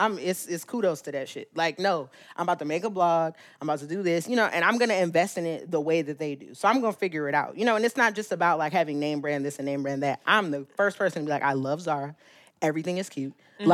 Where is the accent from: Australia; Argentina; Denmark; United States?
United States; California; we grew up in California where people are like, why would you leave California?